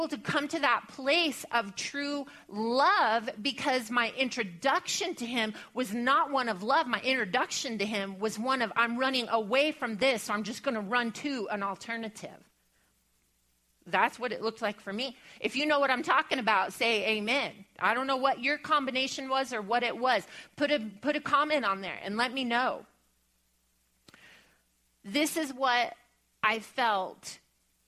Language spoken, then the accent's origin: English; Bible Belt, the South, United States; growing up in the Bible Belt